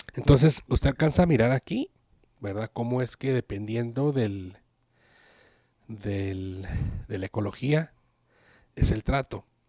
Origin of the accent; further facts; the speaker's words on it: Ciudad Juárez, Chihuahua, Mexico; yo soy de Ciudad Juárez, Chihuahua, y me acuerdo cuando era joven, que estaba en la preparatoria